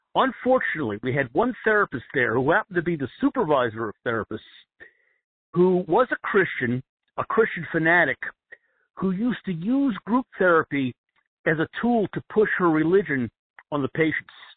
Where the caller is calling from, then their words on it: New Jersey, United States; calling from New Jersey.